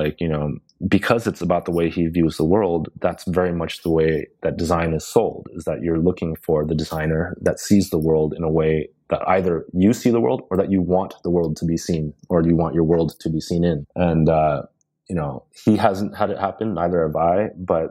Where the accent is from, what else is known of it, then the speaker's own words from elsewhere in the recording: United States; also born or lived in London; now in Los Angeles, United States; an Asian American